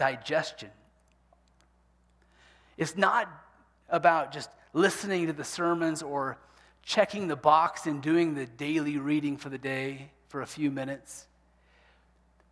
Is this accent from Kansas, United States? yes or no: yes; Kansas, United States; growing up in Kansas